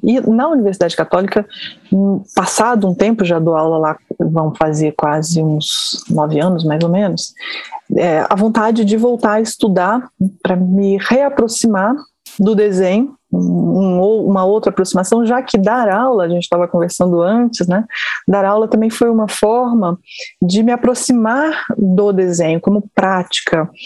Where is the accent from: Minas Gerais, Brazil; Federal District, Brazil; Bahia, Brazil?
Federal District, Brazil; Brasília; also born or lived in Rio de Janeiro; eu sou eu sou carioca, mas moro em Brasília há muitos anos. Me formei aqui, me criei aqui em Brasília